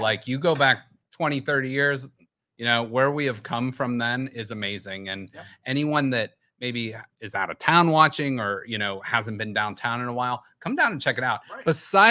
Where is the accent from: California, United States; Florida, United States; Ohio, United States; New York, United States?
Ohio, United States; Youngstown; also born or lived in Canfield, Ohio; I grew up in like the Cornersburg area. I live in Canfield now.